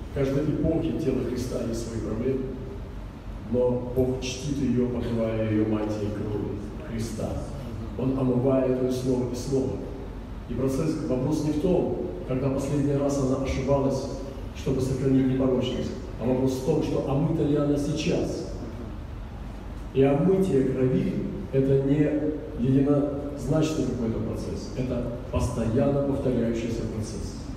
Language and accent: Russian; Russia; я приехал из России.